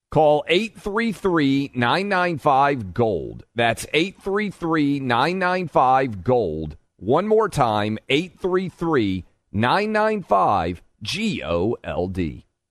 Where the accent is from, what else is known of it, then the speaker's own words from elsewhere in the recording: Nashville, Tennessee, United States; in Nashville, my hometown